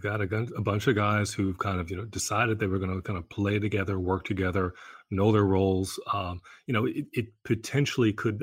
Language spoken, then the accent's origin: English; New York, United States; as a New Yorker